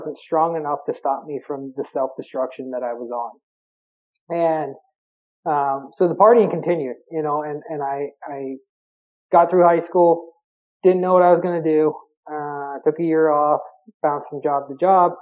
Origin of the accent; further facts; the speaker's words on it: Berwick, Pennsylvania, United States; I was from Berwick area of Pennsylvania, which is quite known for their high school football in PA. It's a steelworking nuclear power plant, small town